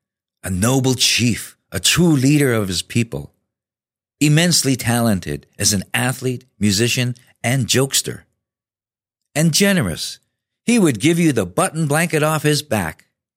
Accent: Tsimshian Nation, British Columbia, Canada; also born or lived in Prince Rupert, British Columbia; I'm First Nations from the Tsimshian Nation. I live in Prince Rupert, British Columbia.

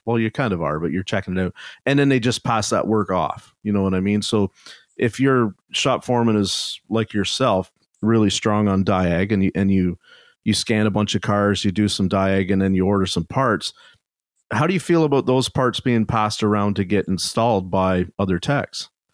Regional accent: Canada; I'm Canadian

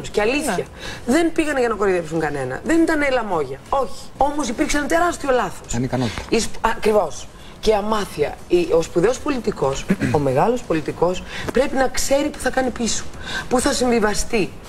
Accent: Greece; δεν ανέχομαι σαν Ελληνίδα, γιατί πάνω απ' όλα είναι η πατρίδα μου, να με δουλεύουν και να με περιπέζουν.

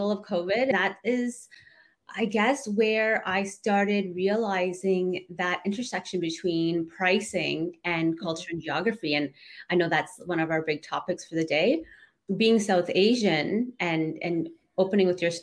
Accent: Canada; I grew up in Canada and the girls are growing up in Canada

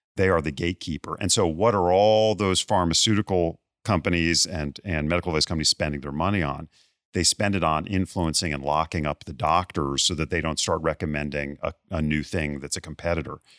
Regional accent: Bethesda, Maryland, United States; moved away; my hometown of Bethesda, Maryland

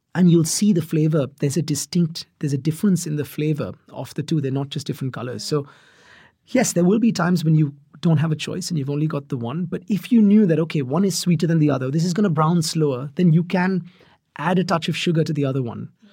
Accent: Mumbai, Maharashtra, India; moved away; I grew up in Mumbai

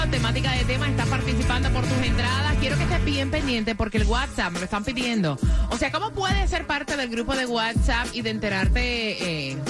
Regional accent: North Miami, Florida, United States; Yo soy Cuba soy de North Miami y aquí estoy para

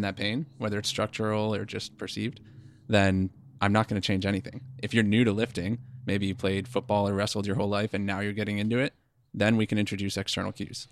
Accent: East Coast, United States; moved away as an adult; now in West Coast, United States; we are from the East Coast, and we came out to the West Coast for the company that we work for now

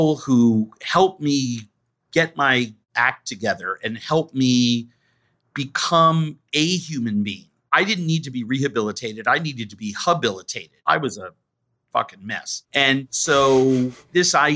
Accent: New York, United States; I grew up in New York.

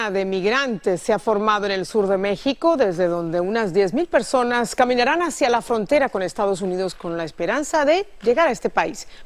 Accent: Venezuela; moved away as an adult; Venimos guerreando de Venezuela, pasamos selvas, ríos, montañas, pasamos muchas cosas, pero aquí vamos.

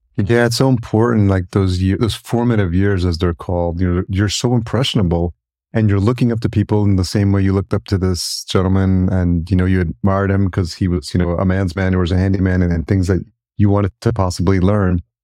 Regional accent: Yonkers, New York, United States; I grew up in New York and, uh, just outside in, in Yonkers, New York, and I've lived in New York City

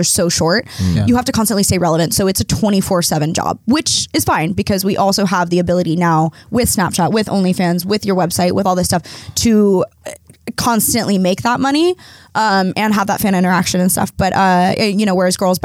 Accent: Oregon, United States; born or raised there

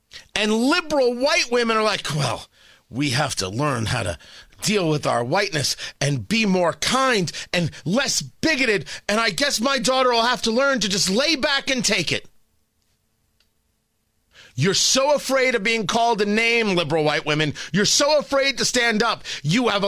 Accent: New Jersey, United States; I grew up in Jersey near the shore

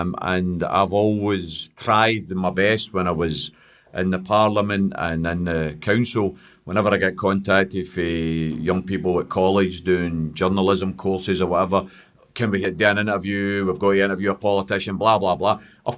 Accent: Glasgow, Scotland, United Kingdom; as I was growing up in Pollock, James, very similar to Postle Park, lived in a tenement building

